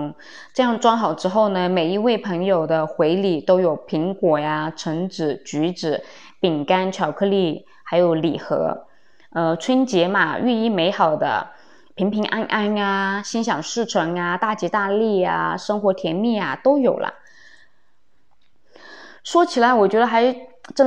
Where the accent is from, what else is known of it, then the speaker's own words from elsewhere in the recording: Guangdong, China; moved away; 按照我们广东这边的习俗